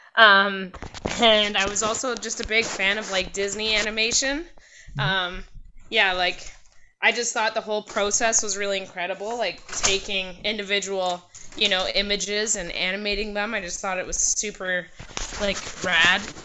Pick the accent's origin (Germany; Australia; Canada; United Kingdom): Canada; Port Hardy, British Columbia; also born or lived in North Vancouver / Squamish; now in Whitehorse, Canada; I was born in North Vancouver and raised between North Van and Squamish throughout my mm. toddler childhood years. And then I moved to Port Hardy, which is the end of Vancouver Island.